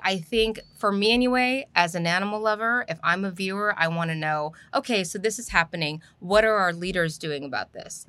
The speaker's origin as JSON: {"language": "English", "region": "Southern California", "country": "United States", "tie": "born or raised there", "also_born_or_lived": "Los Angeles", "moved": "as an adult", "lives_now": "Houston, United States", "said": "the community where I grew up in Southern California"}